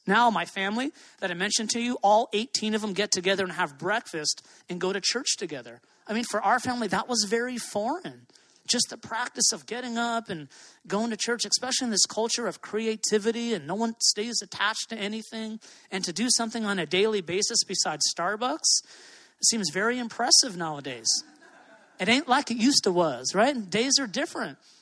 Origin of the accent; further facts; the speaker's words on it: Hawaii, United States; moved away; I love living here. I'm from Hawaii, I'm a local boy